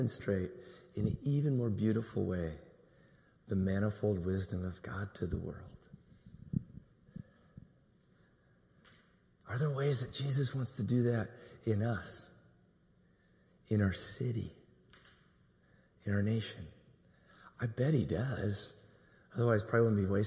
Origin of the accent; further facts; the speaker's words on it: Iowa, United States; now in Tulsa, United States; I'm from Iowa. I think I probably told you there in my little town of 4,000, there was one African American family